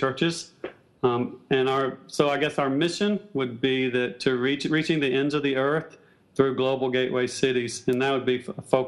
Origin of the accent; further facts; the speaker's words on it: South Carolina, United States; moved away as an adult; also born or lived in Southeast Asia; now in New York City, United States; I'm from South Carolina originally